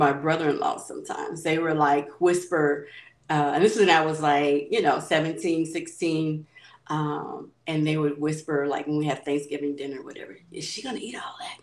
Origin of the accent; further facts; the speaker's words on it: Hayti, Missouri, United States; moved away as an adult; also born or lived in Caruthersville / California; growing up in Hayti and going to be in Hayti and Cartersville